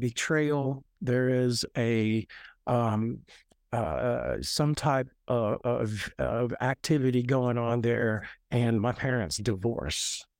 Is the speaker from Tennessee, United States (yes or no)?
yes; Nashville, Tennessee, United States; I was born and raised in Nashville, born in, uh, Nashville Memorial Hospital